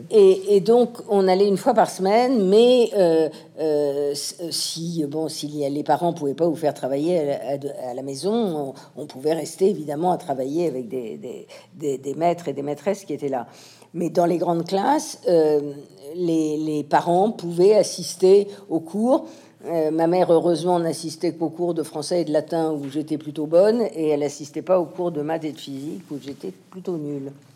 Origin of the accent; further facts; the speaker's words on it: France; also born or lived in United States; toutes mes racines sont françaises, mon éducation euh, euh, mais mon amour de la littérature, euh, mes, mes connaissances, mais voilà, toute ma vie s'est passée ici en France